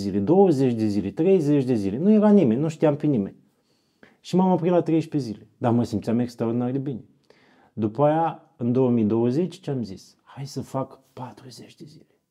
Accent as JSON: {"language": "Romanian", "town": "Iași", "region": "Iași County", "country": "Romania", "said": "sunt din Iași, am 40 de ani"}